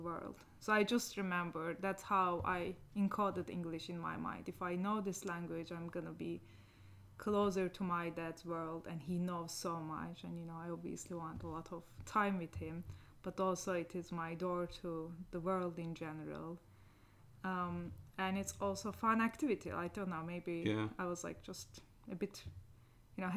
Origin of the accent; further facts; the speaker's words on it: Niksar, Tokat, Turkey; English is a second language; moved away as an adult; also born or lived in Ankara, Turkey / California, United States; we moved to my hometown, Niksar